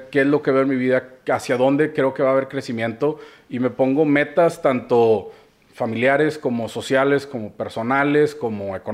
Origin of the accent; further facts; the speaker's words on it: Monterrey, Nuevo León, Mexico; Eh, yo soy de Monterrey, de toda la vida.